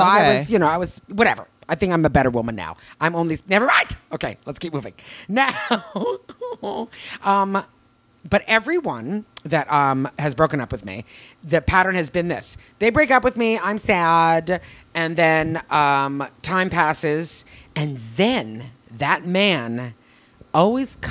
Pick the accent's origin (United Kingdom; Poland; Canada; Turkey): Canada; now in Los Angeles, United States; I'm from Canada